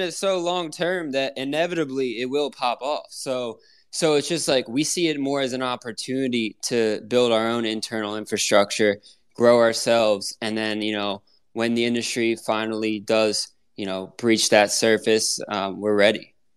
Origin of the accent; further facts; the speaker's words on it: Pennsylvania, United States; now in Florida, United States; I'm from Pennsylvania